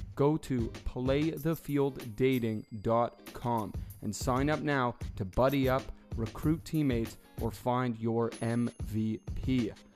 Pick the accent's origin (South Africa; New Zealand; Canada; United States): Canada; Toronto, Ontario; where I grew up in Toronto